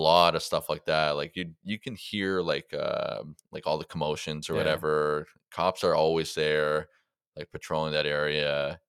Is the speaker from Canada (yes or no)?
yes; Mississauga, Ontario, Canada; It's like Mississauga, so where I grew up on Colonial and College Way, which everyone just called Ridgeway